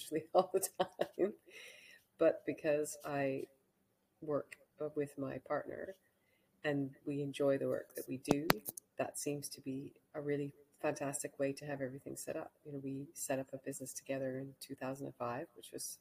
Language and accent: English; Canada; moved away; also born or lived in Hong Kong; I grew up in Canada